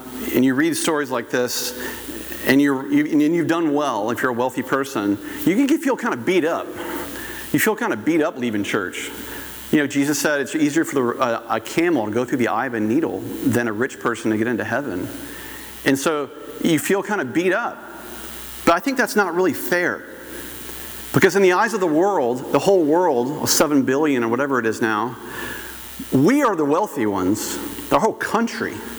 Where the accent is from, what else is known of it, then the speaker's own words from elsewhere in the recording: Goldsboro, North Carolina, United States; moved away; I grew up in Goldsboro, North Carolina